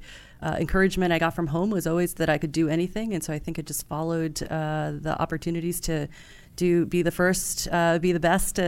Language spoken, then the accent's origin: English; Hudson Valley, New York, United States; also born or lived in Tokyo, Japan; I grew up in Hudson Valley, New York.